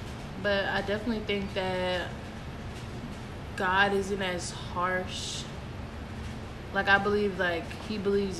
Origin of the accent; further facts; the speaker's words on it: Atlanta, Georgia, United States; I was born in DeKalb Medical, which is in Atlanta.